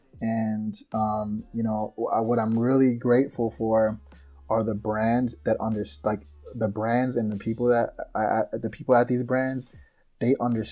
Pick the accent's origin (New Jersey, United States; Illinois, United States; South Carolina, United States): Illinois, United States; Chicago; I'm from Chicago